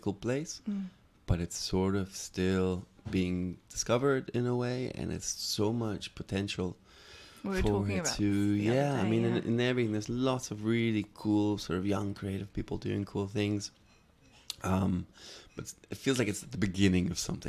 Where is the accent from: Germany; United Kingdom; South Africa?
Germany; Hamburg; English is a second language; also born or lived in Los Angeles, United States / Paris, France; I moved around a lot. I was born in Hamburg and grew up there for a while. First with my dad and then I moved to LA with my mom and my stepdad for a few years, then moved back to Germany.